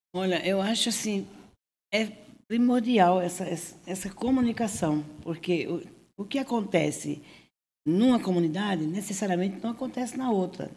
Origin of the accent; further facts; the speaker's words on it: Northeast Region, Brazil; now in Cubatão, Brazil; eu que sou nordestina